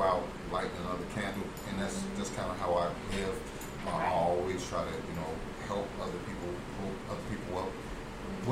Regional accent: Chicago, Illinois, United States; I'm a kid from Chicago

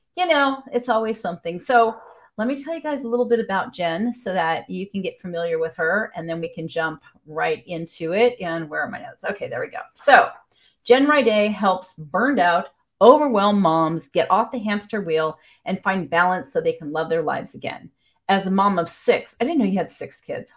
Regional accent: Wisconsin, United States; moved away; my home state

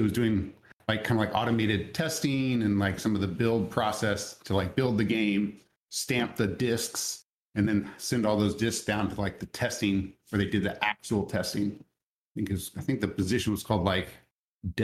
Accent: just south of Dallas, Texas, United States; I'm originally from Dallas, Texas, or just south of Dallas, Texas

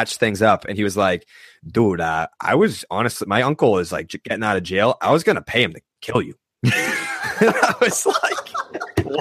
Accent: Saugus, Massachusetts, United States; people in my hometown

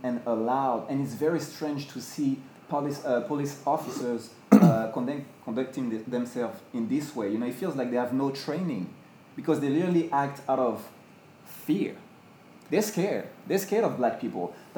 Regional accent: France; now in United States; I'm from France

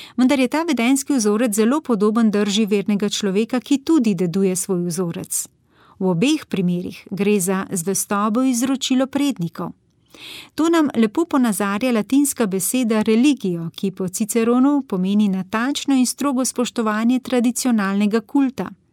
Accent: Slovenia; smo Slovenci

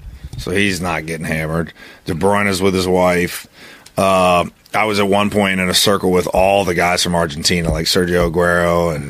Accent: United States; I grew up in America.

